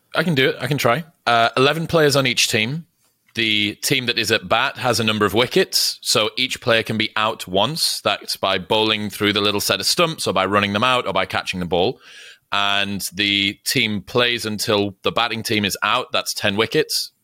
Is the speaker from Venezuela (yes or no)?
no; Newcastle upon Tyne, North East England, United Kingdom; moved away as an adult; now in United States; I'm from Newcastle, which is the final city. Before Scotland